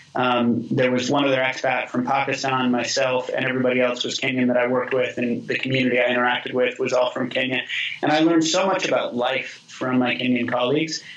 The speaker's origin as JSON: {"language": "English", "town": "Boise", "region": "Idaho", "country": "United States", "tie": "born or raised there", "said": "I grew up in Boise with all that context, went to the public high school there"}